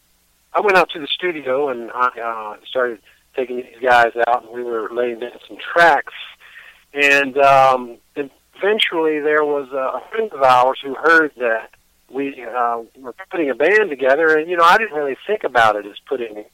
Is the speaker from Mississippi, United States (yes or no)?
yes; Mississippi, United States; also born or lived in Texas; now in Chicago, United States; I was born and raised in Mississippi, and came to Chicago, and from Mississippi I moved to Texas for about 3 or 4 years.